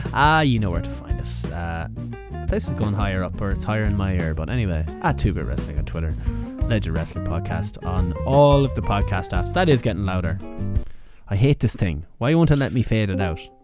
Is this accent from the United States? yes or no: no; Ireland; as Irish people